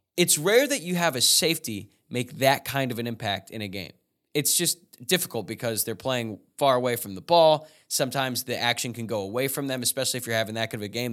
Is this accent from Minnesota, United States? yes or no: no; Louisville, Kentucky, United States; now in Los Angeles, United States; I'm from Louisville, bunch of friends there, and I'm living